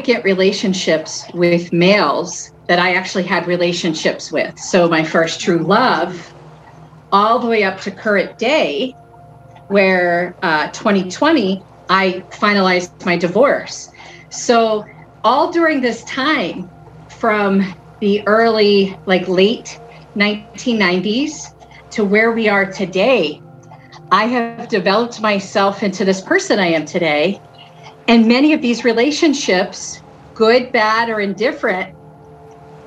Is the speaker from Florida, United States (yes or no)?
no; Philadelphia, Pennsylvania, United States; I'm from the city of Philadelphia. I live right outside